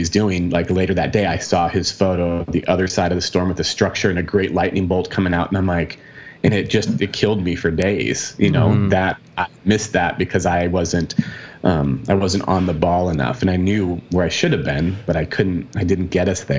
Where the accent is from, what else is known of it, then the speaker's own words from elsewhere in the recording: Arizona, United States; I'm from Arizona